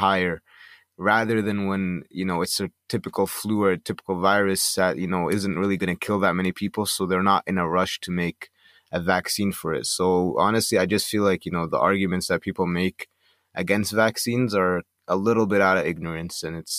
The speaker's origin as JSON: {"language": "English", "country": "Canada", "said": "But even then, like, I'm Egyptian Canadian, so when I go back to, like, you know, visit Egypt and stuff like"}